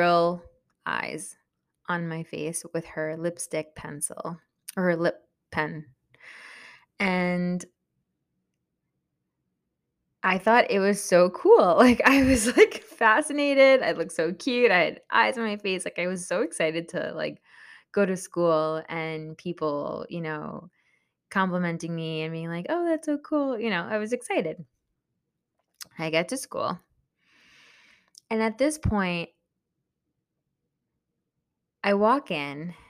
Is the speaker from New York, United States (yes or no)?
yes; Long Island, New York, United States; English is a second language; also born or lived in El Salvador (parents' origin); I was born in New York, and I specifically grew up in Long Island